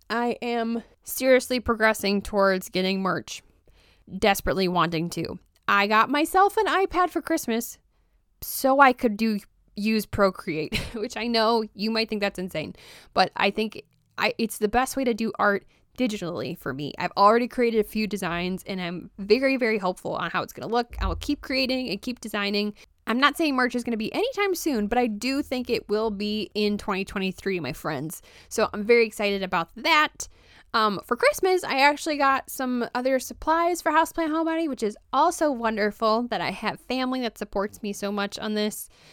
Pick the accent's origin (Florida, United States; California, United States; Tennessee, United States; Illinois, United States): Illinois, United States; Roscoe; moved away; I am originally from Roscoe, Illinois